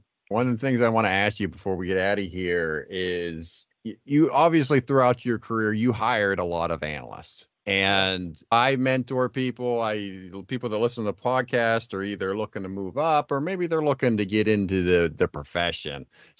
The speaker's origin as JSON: {"language": "English", "region": "Pennsylvania", "country": "United States", "also_born_or_lived": "Florida", "moved": "yes", "said": "Now, I'm originally from Pennsylvania, and I am a total winter wuss now."}